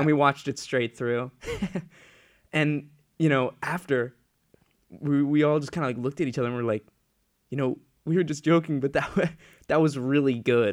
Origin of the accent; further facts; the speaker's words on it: Ledyard, Connecticut, United States; in my hometown of, uh, Ledyard, Connecticut, down that area